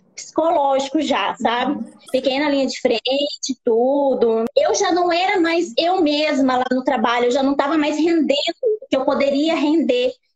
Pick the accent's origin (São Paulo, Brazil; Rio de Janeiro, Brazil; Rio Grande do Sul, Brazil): São Paulo, Brazil; Guararema; Eu sou de São Paulo, de Guararema